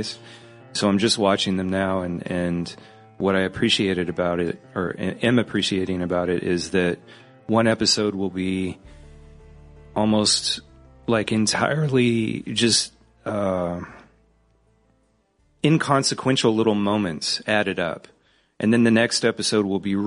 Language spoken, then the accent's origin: English; California, United States; I'm from California